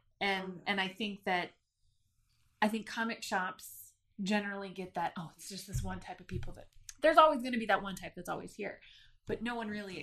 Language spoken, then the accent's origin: English; Sutton, Alaska, United States; I grew up in Sutton. It's a town of 500 people